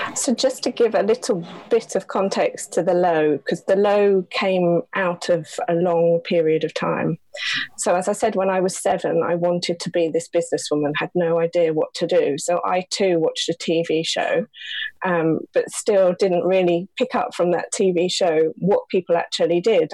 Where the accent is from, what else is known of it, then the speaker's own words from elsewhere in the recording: London, United Kingdom; also born or lived in Belper, Derbyshire; we moved to London when I was seven